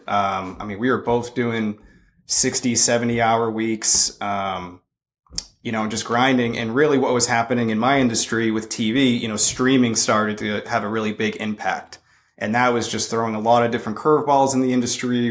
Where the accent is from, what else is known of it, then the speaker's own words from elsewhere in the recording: Boston, Massachusetts, United States; moved away as an adult; also born or lived in California / Knoxville, Tennessee; I'm originally from Boston.